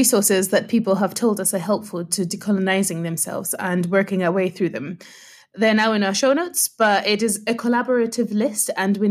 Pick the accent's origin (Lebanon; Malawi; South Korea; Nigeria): Malawi; So I grew up in Malawi and I went to boarding school